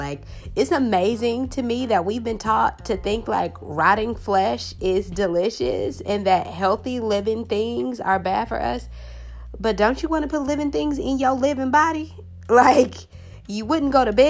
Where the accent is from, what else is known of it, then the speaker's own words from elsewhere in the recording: California, United States; I'm from California, you guys. So Mexican food, we do Mexican food a lot out here